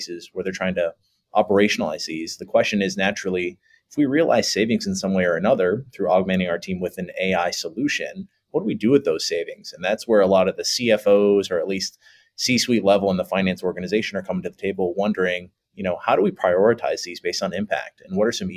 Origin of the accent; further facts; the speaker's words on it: Ohio, United States; I grew up here in Ohio